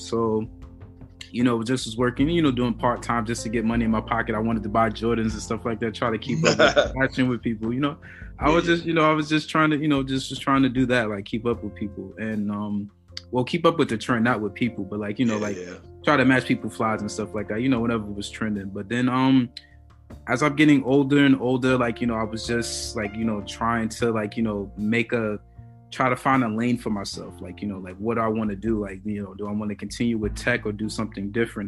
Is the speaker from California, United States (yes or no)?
no; New York City, New York, United States; I'm from Brooklyn, New York, man. You know, Crown Heights originally, that's why I had, my stomping grounds on that side